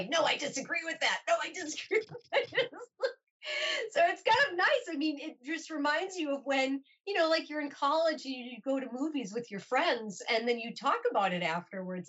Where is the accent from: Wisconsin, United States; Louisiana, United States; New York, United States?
Wisconsin, United States; Milwaukee; moved away as an adult; now in Los Angeles, United States; I'll have lived in Los Angeles almost as long as my hometown of Milwaukee